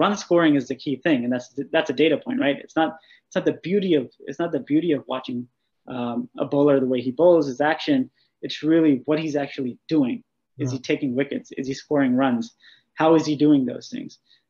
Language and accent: English; Pakistan; Well, I think being Pakistani, you know, I think there's a lot of guys actually.